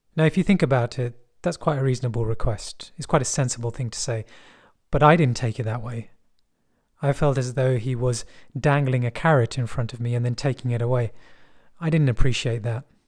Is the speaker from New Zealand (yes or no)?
no; London, United Kingdom; I'm from West London. And people in West London speak like this. there isn't really a heavy accent